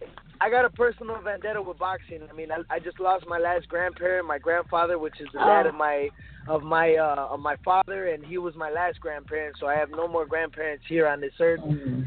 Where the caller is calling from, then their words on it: Chicago, Illinois, United States; I am calling from Chicago.